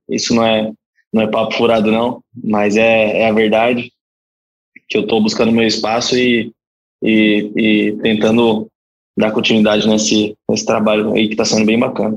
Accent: Guarulhos, São Paulo, Brazil; moved away; Mas eu sou de Guarulhos, comecei com futsal no Juventus da Moca aos 9 anos de idade

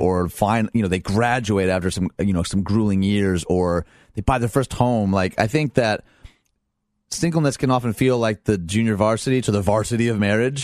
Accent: Detroit, Michigan, United States; I'm from Detroit

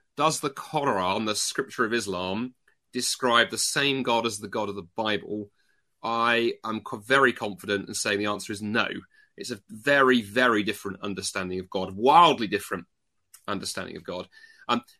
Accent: United Kingdom; accent: British; also born or lived in North America

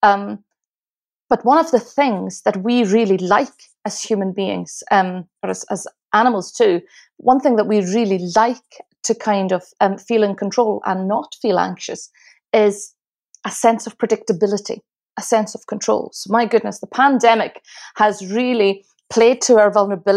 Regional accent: Isle of Lewis, Outer Hebrides, Scotland, United Kingdom; now in Glasgow, United Kingdom; Well, I live in Glasgow. I've lived in Glasgow, Scotland for nearly 19 years, but I'm originally from the Isle of Lewis, which is in the Outer Hebrides of Scotland.

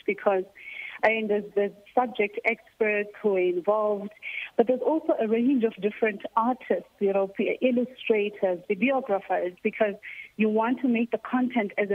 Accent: Butterworth, Eastern Cape, South Africa; moved away; It's a small town, yeah, called Butterworth.

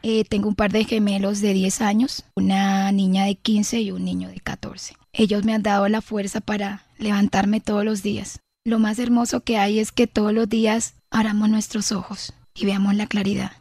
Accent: Villanueva, La Guajira, Colombia; el plato típico de allá de Villanueva, Guajira

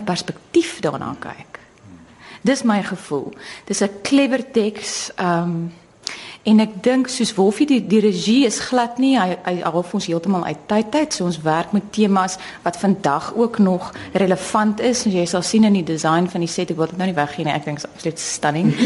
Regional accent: South Africa

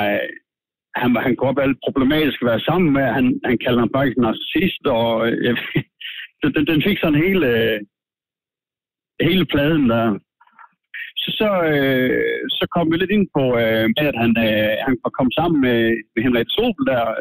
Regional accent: Denmark; Jeg kommer fra Danmark

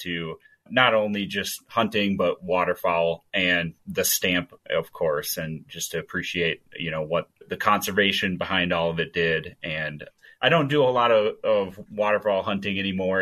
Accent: Stillwater, Minnesota, United States; now in Montana, United States; that's correct. Still get back from time to time, but I think at the, my heart, I'm still a Minnesotan

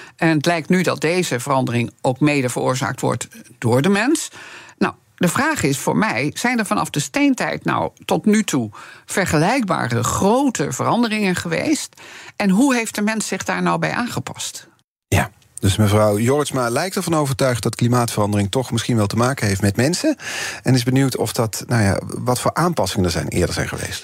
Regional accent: Eindhoven, North Brabant, Netherlands; ik kom er ook vandaan

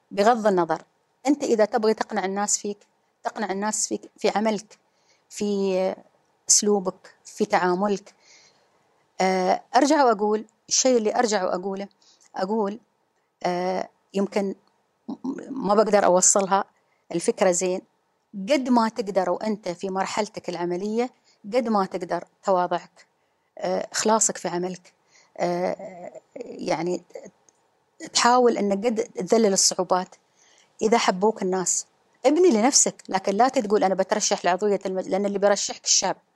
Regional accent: Ras Al Khaimah, United Arab Emirates; أنا الأولى منتخبة على إمارتي في الدفعة الثالثة والأولى المنتخبة في 2015 كنت الوحيدة آه، على مستوى الرجال يعني المرأة الوحيدة فانتم يمكن على أساس أن الخبر الوحيدة الوحيدة في 2015 والثالثة في اللي هي في الدورات آه، بس لكن الأولى في راس الخيمة

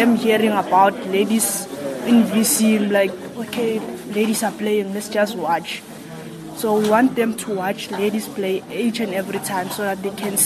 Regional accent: South Africa; we as a South African team

